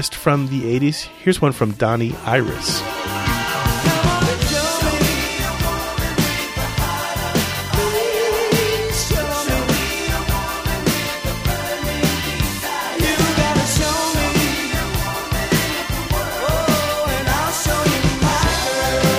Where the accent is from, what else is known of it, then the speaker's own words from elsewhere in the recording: Florida, United States; I'm an American who's lived in Florida not 99% of my life.